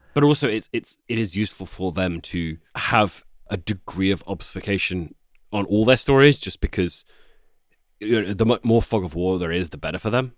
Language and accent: English; United Kingdom